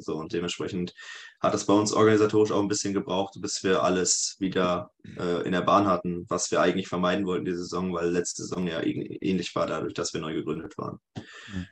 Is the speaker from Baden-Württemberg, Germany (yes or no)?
no; Sprockhövel, North Rhine-Westphalia, Germany; now in Leipzig, Germany; ich komme aus dem Ruhrgebiet tatsächlich, also aus dem Pott. Und dahin geht es auch wieder zurück, also nach Bochum. Eine kleine, kleine Stadt daneben, Spruckhöfel, Niederspruckhöfel genau genommen